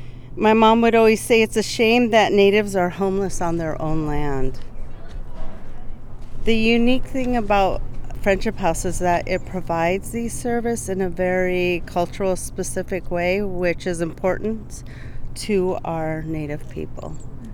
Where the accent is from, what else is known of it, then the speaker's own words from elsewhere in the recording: Standing Rock, United States; also born or lived in Rosebud; and I am Lakota. I am from Standing Rock and Rosebud.